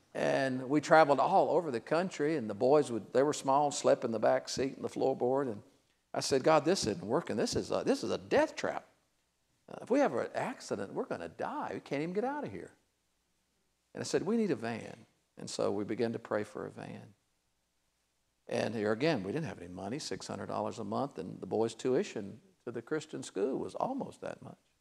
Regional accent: Cincinnati, Ohio, United States; I'm from Cincinnati.

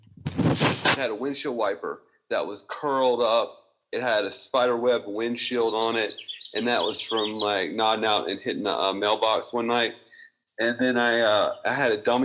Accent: Mississippi, United States; I'm from Mississippi

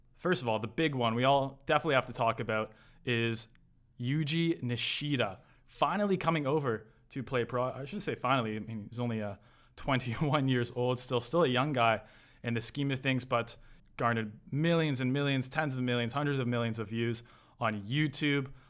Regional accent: Toronto, Ontario, Canada; my, my hometown, Toronto

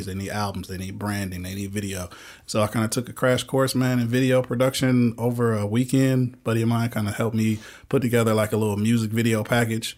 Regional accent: Michigan, United States; moved away; I'm originally from Michigan

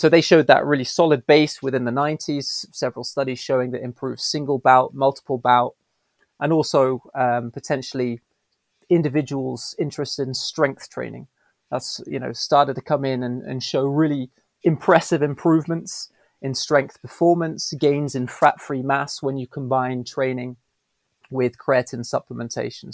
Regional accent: Belgium; moved away as an adult; also born or lived in United Kingdom; now in São Paulo, Brazil; growing up in Belgium, I grew up with um, English and Dutch at home, French at school.

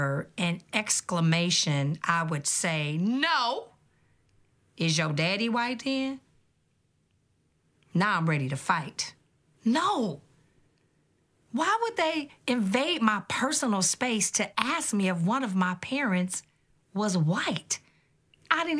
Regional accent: Detroit, Michigan, United States; I grew up in Detroit, Michigan, a beautiful city built by a mighty river

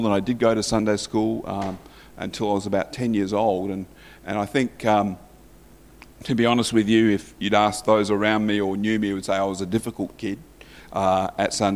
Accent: Morley, Yorkshire and the Humber, United Kingdom; I was christened actually in the Methodist Church in Morley.

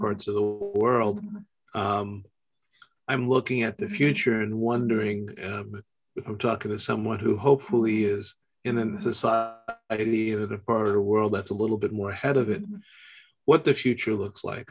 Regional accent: United States; just as an American whose passport is um, normally accepted everywhere

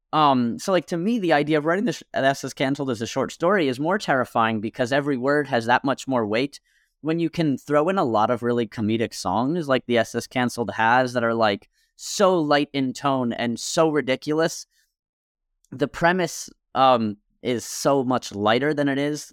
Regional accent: Millburn, New Jersey, United States; There was this bar in my hometown. I'm from a small town in Milburn, New Jersey

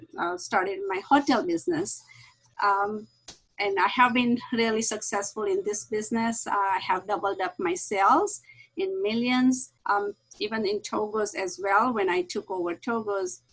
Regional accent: India; moved away as an adult; now in La Mirada, United States; I grew up in India, and when I came here, I was very young. I was 20 years old

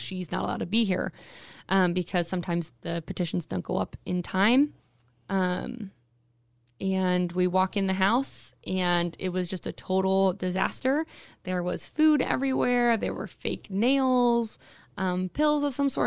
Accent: Anchorage, Alaska, United States; I was born and raised, uh, here in Anchorage, uh, actually right down the street from the studio. I was, was born and raised in Spinard

